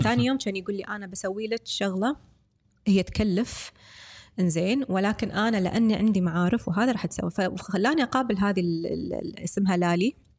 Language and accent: Arabic; Kuwait; احنا من الكويت